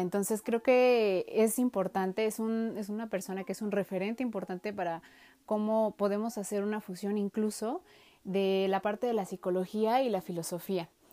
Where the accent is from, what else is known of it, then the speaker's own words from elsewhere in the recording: Mexico; nuestro país en México